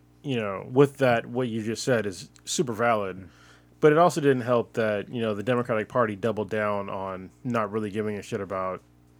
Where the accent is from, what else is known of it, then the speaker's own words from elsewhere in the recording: United States; I'm second generation American